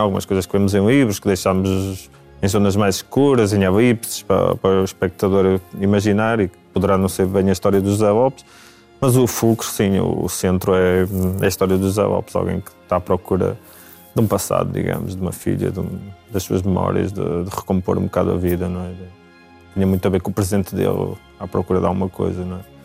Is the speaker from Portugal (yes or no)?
yes; Braga, Norte, Portugal; now in Lisbon, Portugal; eu sou natural de Braga